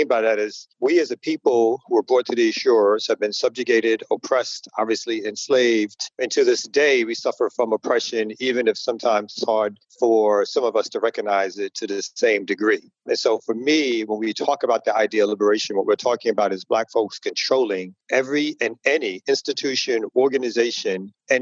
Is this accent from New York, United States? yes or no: yes; New York City, New York, United States; moved away as an adult; now in Atlanta, United States; originally I'm from Brooklyn